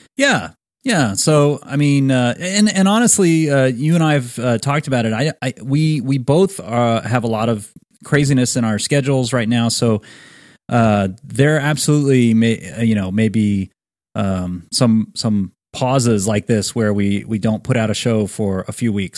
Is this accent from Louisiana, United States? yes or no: yes; Baton Rouge, Louisiana, United States; our, uh, very old friend, Clint Grimion, who, uh, we grew up with in Baton Rouge.